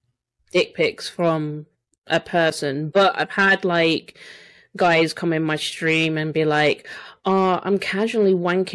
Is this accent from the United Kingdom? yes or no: yes; London, United Kingdom; now in Scotland, United Kingdom; No, I was born and raised in East London. And my dad's from Scotland